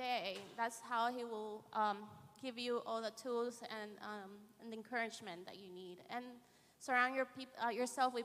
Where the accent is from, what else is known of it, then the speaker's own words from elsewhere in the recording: Honduras; moved away; I grew up in Honduras